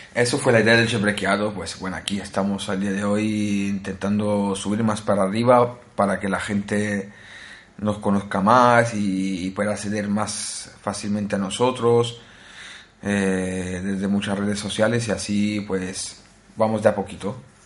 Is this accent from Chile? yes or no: no; Naples, Campania, Italy; Spanish is a second language; also born or lived in Spain; now in Norway; soy eh, originario de Italia, nací en Italia, en eh, una ciudad que se llama Nápoles